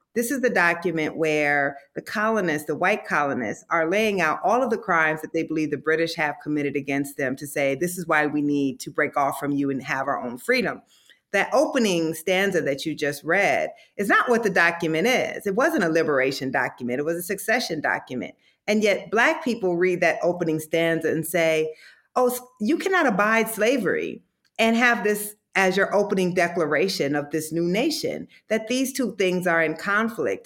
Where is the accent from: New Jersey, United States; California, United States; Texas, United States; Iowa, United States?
Iowa, United States; I grew up in Iowa.